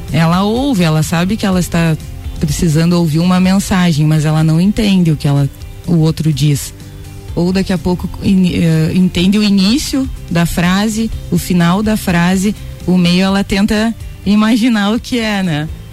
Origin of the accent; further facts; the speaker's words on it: Vacaria, Rio Grande do Sul, Brazil; moved away as an adult; now in Lages, Brazil; Eu sou gaúcha de Vacaria, moro em Lages há nove anos